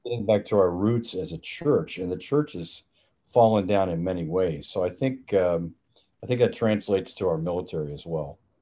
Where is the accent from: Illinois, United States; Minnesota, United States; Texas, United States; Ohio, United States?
Texas, United States; Dallas; I grew up in uh, Dallas, Texas, in, in, Dallas proper.